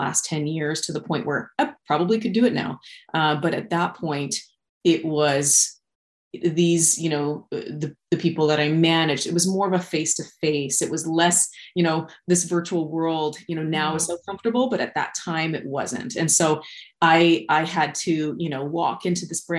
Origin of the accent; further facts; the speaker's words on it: Wichita, Kansas, United States; moved away as an adult; also born or lived in Kelowna, Canada / Cranbrook, Canada; now in Regina, Canada; I was born and raised in Wichita, Kansas.